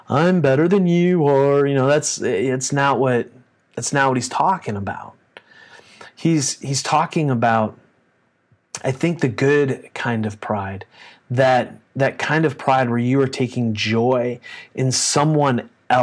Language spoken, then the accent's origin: English; United States; we as American Christians